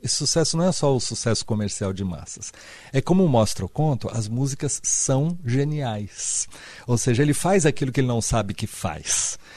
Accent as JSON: {"language": "Portuguese", "town": "Santos", "region": "São Paulo", "country": "Brazil", "tie": "born or raised there", "said": "eu sou da cidade de Santos e eu cresci"}